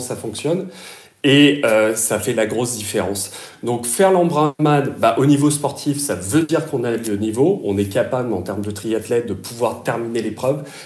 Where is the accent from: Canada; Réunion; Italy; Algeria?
Réunion; also born or lived in Alfortville; now in Germany; je suis originaire de La Réunion à la base